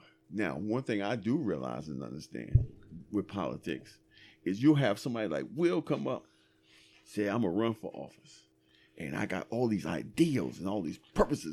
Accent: United States; I'm American

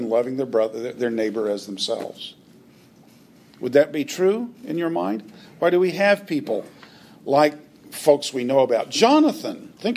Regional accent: United States; those of us who are Americans

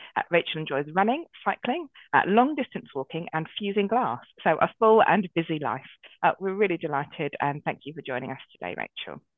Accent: Brighton, South East England, United Kingdom; also born or lived in Oxfordshire / Dorset; now in London, United Kingdom; I grew up in Brighton

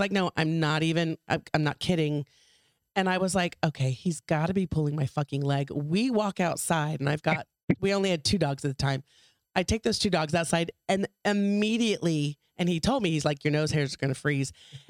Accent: South Texas, United States; moved away; also born or lived in Arizona / Phoenix / Colorado; because I'm from Texas, right? I'm from South Texas.

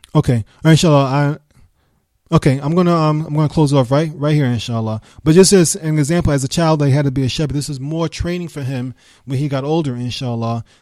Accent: New York City, New York, United States; moved away; also born or lived in Birmingham; I was raised in New York

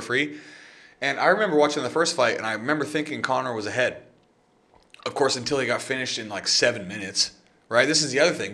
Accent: West Virginia, United States; I'm from West Virginia.

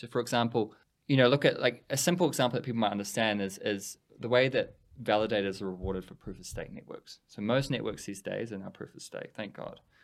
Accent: New Zealand; We're a little Switzerland at the bottom of the world

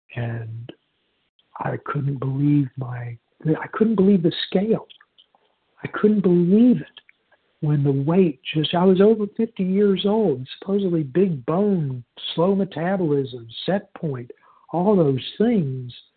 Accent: Houston, Texas, United States; I was born in in Houston

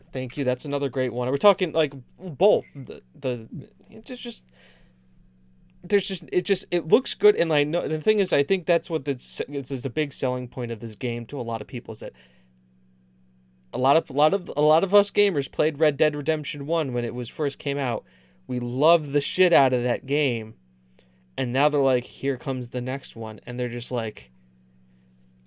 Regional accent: United States; I'm American

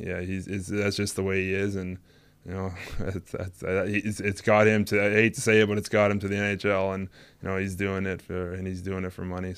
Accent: Nova Scotia, Canada; I grew up in Nova Scotia for a bit, and when we were about like 12 to about 13, 14, yeah, our minor hockey days, as they call it, 12 to about 15, I played with him in Nova Scotia

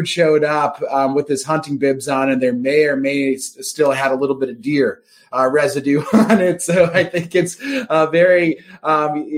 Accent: Wisconsin, United States; being from Wisconsin, I feel like, you know, hunting and fishing's our little corner of the universe

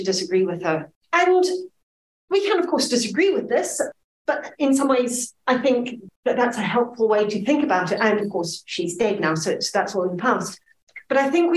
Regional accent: Zimbabwe; now in Scotland, United Kingdom; my Zimbabwean childhood

